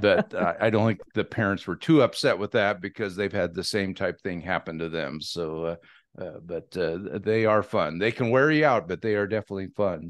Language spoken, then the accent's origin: English; Dixie, Washington, United States; also born or lived in Walla Walla, Washington; I was born in Walla Walla, but I grew up in Dixie, Washington